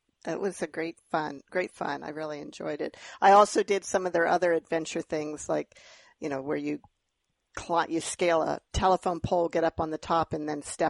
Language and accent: English; Grass Valley, California, United States; also born or lived in Iowa / Texas; now in Iowa and Texas, United States; when I was born in Northern California in Grass Valley, and Mom and Dad lived there.